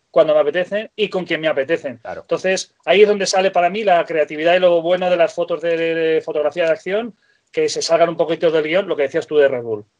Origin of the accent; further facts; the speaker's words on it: Ciudad Real, Castilla-La Mancha, Spain; moved away as an adult; also born or lived in Eriste, near Benasque, Aragon; now in Benasque area, Spain; nací en Ciudad Real, en La Mancha